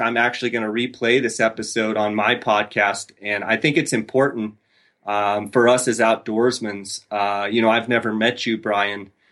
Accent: Arizona, United States; I'm from Arizona.

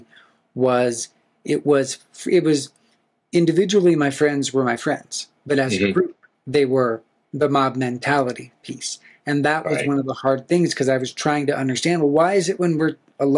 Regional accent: Black Hills of South Dakota, United States; I grew up in the Black Hills of South Dakota

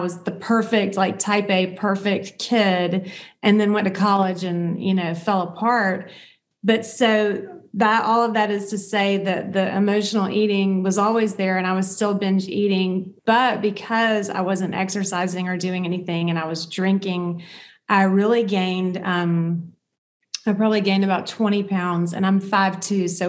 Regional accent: the South, United States; growing up in the South, in the United States in the South

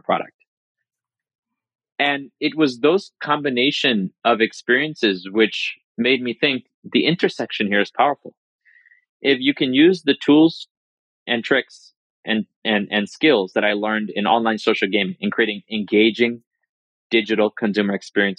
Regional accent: New York, United States; also born or lived in India; I was born in India and moved to this country when I was 2 years old, living in New York

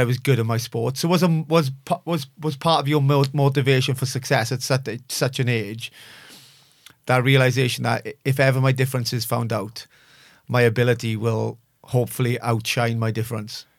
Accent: Bridgend, Wales, United Kingdom; born and raised in Bridgend

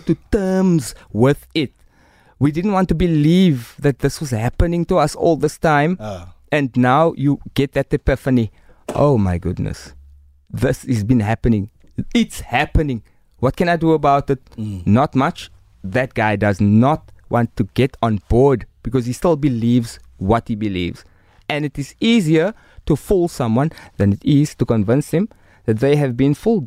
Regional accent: Cape Town, Western Cape, South Africa; I'm from Rocklands, Mitchell's Plain.

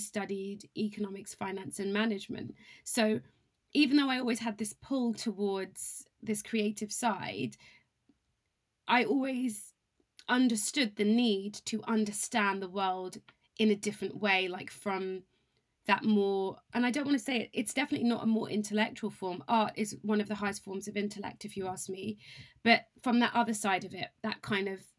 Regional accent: Cambridge, East of England, United Kingdom; moved away as an adult; also born or lived in London; growing up in Cambridge

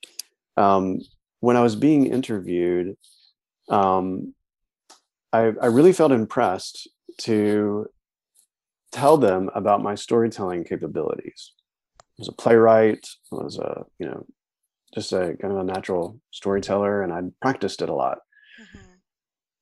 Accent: North Carolina, United States; moved away as an adult; also born or lived in New York City; I'm from North Carolina. I'm a mountain boy from North Carolina, living in New York City.

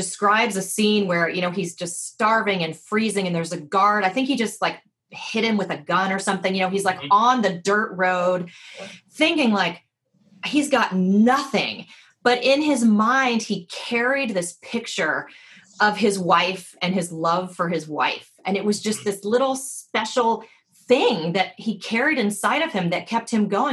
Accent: the South, United States; I grew up in the South

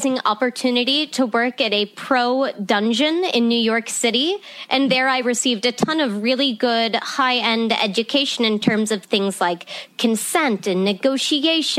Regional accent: Ireland; now in Nevada, United States; I was born in Ireland, and I kind of had this storybook type of childhood where I grew up surrounded by animals and the great outdoors.

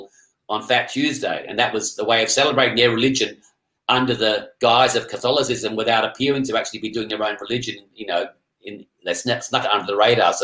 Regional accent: Perth, Western Australia, Australia; I grew up in Perth.

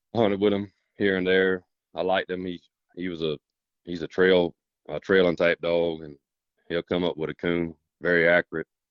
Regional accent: South Carolina, United States; I'm from South Carolina

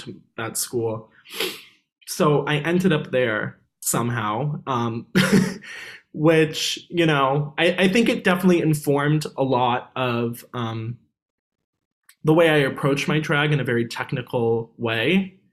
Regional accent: New York City, New York, United States; I'm actually from New York City

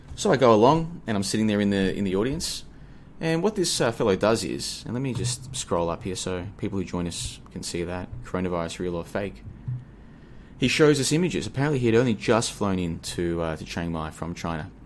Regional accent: Australia; moved away as an adult; now in Asia; I'm from Australia originally. I'm currently in Asia, been here for about a year, but I'm originally from Australia.

